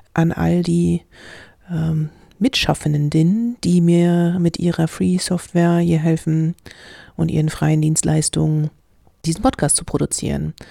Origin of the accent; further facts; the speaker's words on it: Germany; wir als Deutsche